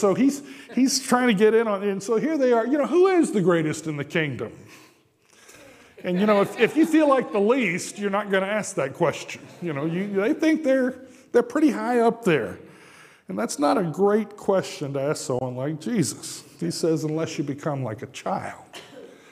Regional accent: Japan; moved away; Growing up in Japan

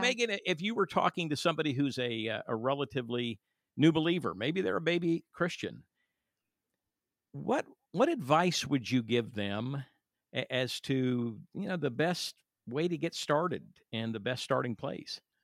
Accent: California, United States; I'm from California

